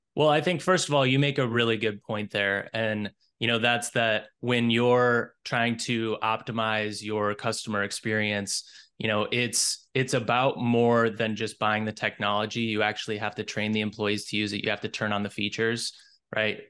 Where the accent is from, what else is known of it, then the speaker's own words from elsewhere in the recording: Minnesota, United States; I'm originally from Minnesota. I was born and raised here